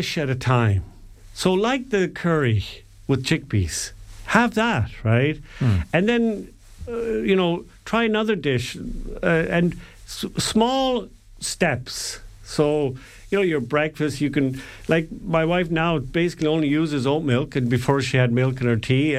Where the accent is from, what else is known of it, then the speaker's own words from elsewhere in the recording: Ireland; we're Irish